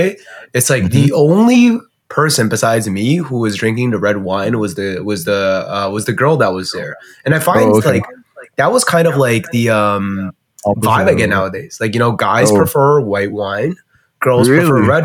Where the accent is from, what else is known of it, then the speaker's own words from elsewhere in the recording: China; now in Canada; growing up in China